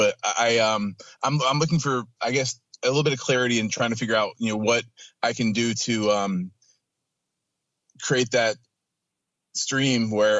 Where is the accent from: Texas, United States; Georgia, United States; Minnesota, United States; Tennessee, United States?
Georgia, United States; Atlanta; I grew up in Atlanta, went to college, got a double major in English and Spanish.